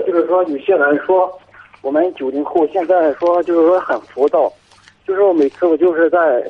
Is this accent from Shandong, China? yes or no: yes; Jinan, Shandong, China; 我是济南的。